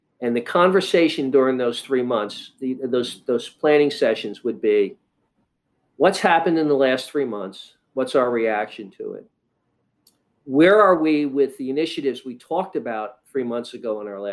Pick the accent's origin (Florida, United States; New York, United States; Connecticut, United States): New York, United States; New York City; moved away as an adult; also born or lived in Midwest; I'm a Northeastern liberal kind of guy. I grew up in New York City